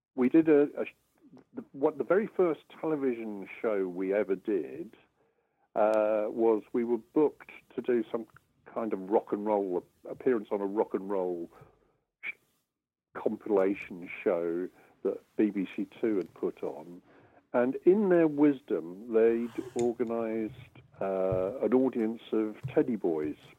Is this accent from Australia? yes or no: no; Brighton and Hove, South East England, United Kingdom; growing up in Brighton and Hove